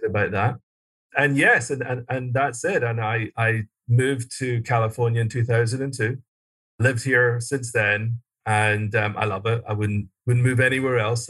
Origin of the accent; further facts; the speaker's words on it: Glasgow, Scotland, United Kingdom; moved away as an adult; also born or lived in London; I was born and raised in Scotland, uh, Glasgow, Scotland, and went to school there